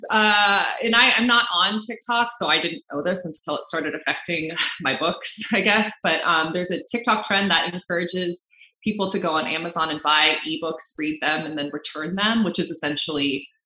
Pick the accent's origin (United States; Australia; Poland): United States; And I'm Filipino American. That's who I mm-hmm. am.